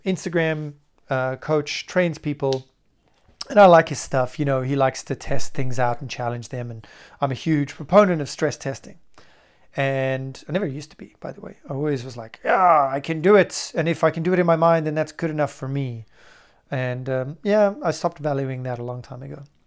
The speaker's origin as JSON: {"language": "English", "country": "South Africa", "also_born_or_lived": "United Kingdom / Argentina", "moved": "yes", "said": "I'm from South Africa and lived for a long time in the U K as well"}